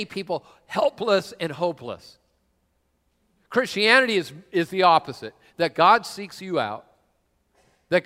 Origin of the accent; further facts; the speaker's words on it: Washington, United States; also born or lived in San Diego; I'm from this area, which, well, I don't know if you can call Tacoma this area. No, but I am from this area